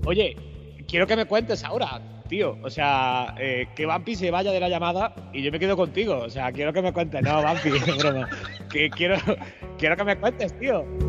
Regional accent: Granada, Andalusia, Spain; yo estoy en Granada, yo soy de Granada

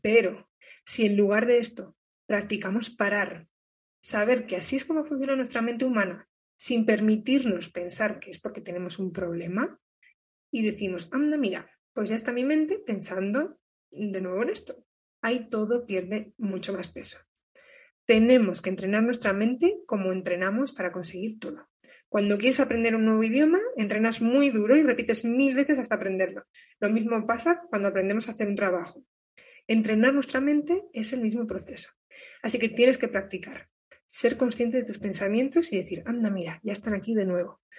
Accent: Burgos, Castile and León, Spain; moved away as an adult; Yo ya estoy por España, ahora en Burgos, que es de donde soy

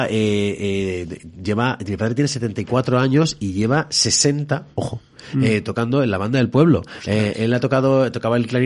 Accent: Alcalá de Henares, Community of Madrid, Spain; yo siempre cuento Alcalá de Henares como el, lugar de donde, más que de donde soy, de donde tengo que ser

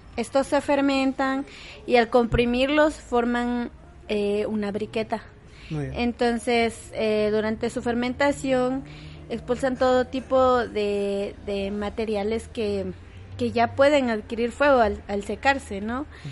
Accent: Guatemala; nuestro país

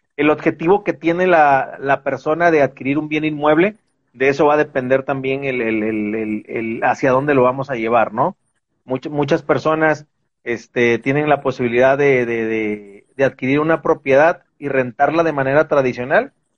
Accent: Veracruz, Mexico; moved away as an adult; now in Guadalajara, Mexico; yo soy originario de Veracruz

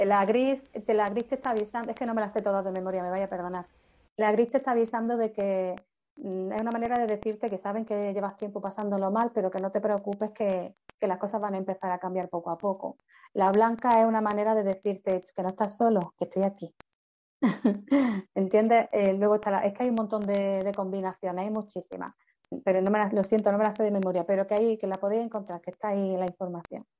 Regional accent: Granada, Andalusia, Spain; soy de Granada y tengo una oficina en Granada

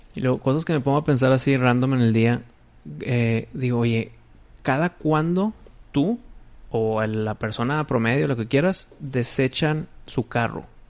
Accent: Mexico; mi voto como mexicano

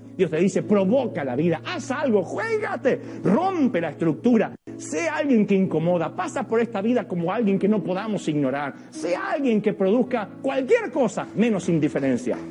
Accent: Villa Ballester?, Buenos Aires, Argentina; soy de Billingur, Buenos Aires

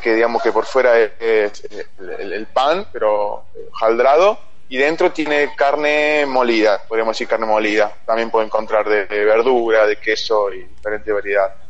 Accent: Río Cuarto, Córdoba, Argentina; moved away as an adult; Soy de Río Cuarto, claro, pero después este, a los 18 me fui para Córdoba Capital

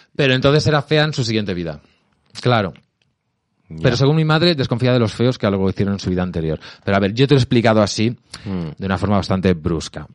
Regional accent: Albacete, Castilla-La Mancha, Spain; now in Madrid, Spain; Yo soy de Albacete.

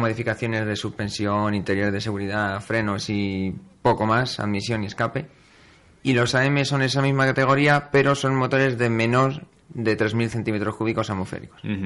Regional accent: Community of Madrid, Spain; como madrileño y como piloto de la zona centro

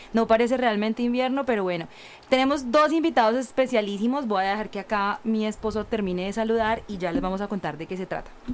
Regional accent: Colombia; now in California, United States; yo le dije que era de Colombia

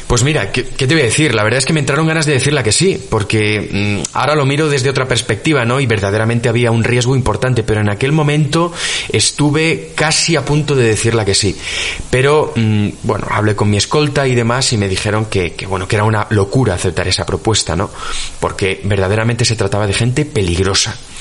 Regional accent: Spain; soy periodista de investigación, que soy español

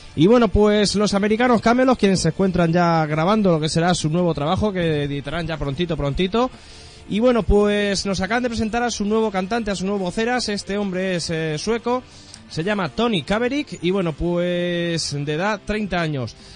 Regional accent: southern Spain, Spain; accent: del sur (southern); tenemos mucho acento

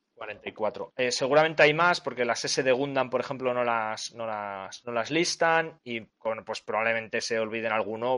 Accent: Spain; Yo como soy español

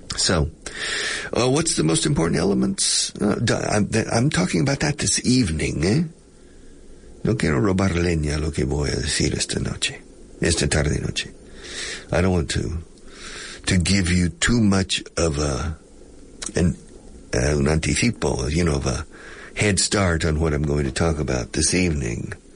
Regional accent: United States; now in Spain; I'm not British, I'm American

